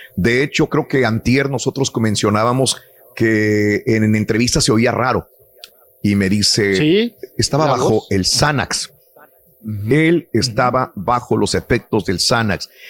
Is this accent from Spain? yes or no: no; Matamoros, Tamaulipas, Mexico; moved away; mi ciudad natal, Matamoros